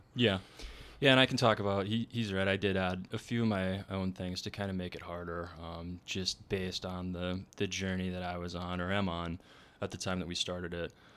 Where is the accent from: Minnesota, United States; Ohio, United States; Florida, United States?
Minnesota, United States; we're both from Minnesota